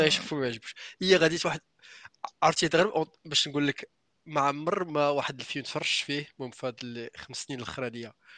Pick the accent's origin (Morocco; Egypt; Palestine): Morocco; عندنا في المغرب